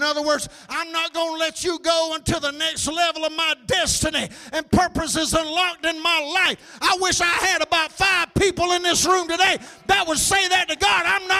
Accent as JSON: {"language": "English", "town": "McCall", "country": "United States", "tie": "born or raised there", "said": "Come on, I grew up in McCall. All those girls wore blue jean skirts."}